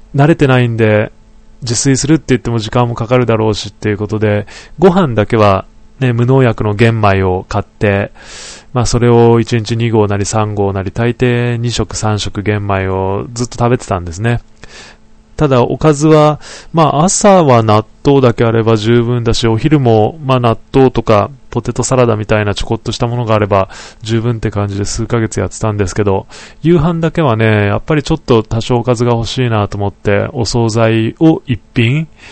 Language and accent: Japanese; Niigata, Japan; now in Tokorozawa, Japan; 地元の、あの、ふるさとの新潟